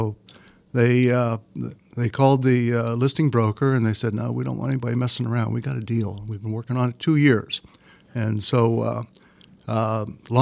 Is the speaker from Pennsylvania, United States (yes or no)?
yes; Williamsport, Pennsylvania, United States; moved away as an adult; also born or lived in Pittsburgh; my old hometown of Williamsport.